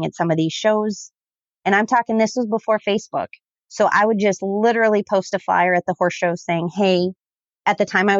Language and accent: English; Southern Minnesota, United States; I am from Southern Minnesota